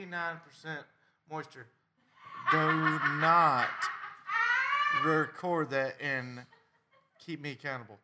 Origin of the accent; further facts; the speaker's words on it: Texas, United States; we in Texas